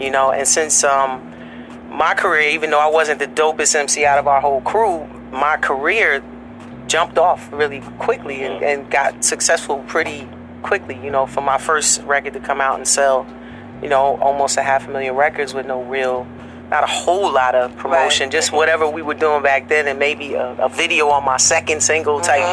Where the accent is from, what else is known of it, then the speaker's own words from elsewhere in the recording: Newark, New Jersey, United States; me from Jersey, Newark.